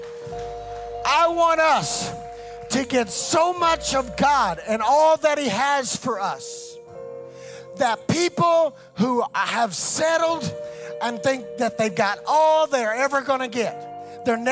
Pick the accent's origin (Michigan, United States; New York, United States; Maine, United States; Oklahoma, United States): Oklahoma, United States; West; I grew up in West Oklahoma